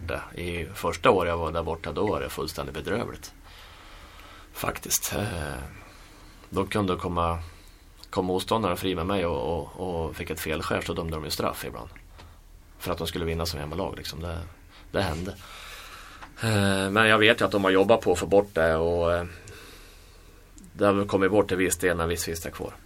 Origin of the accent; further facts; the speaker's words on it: Sweden; moved away; vi som svenskar